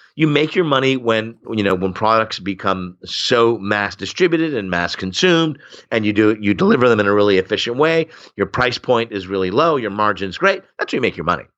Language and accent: English; Oshawa, Ontario, Canada; I grew up in Oshawa, Ontario, which is Canada's Flint, Michigan.